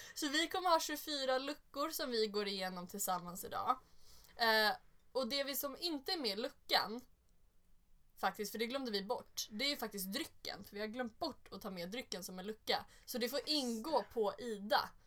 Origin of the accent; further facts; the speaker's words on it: Sollentuna, Stockholm County, Sweden; jag kommer från Sollentuna